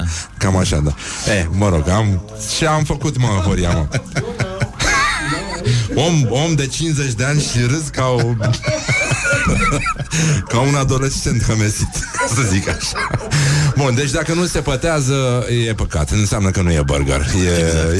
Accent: Brăila, Brăila County, Romania; când eram copil, la Brăila

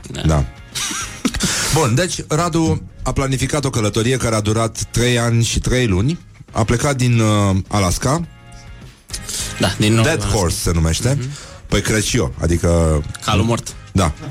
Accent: Moldavia, Romania; accent: Moldavian; vorbesc cu accent moldovenesc, nu?

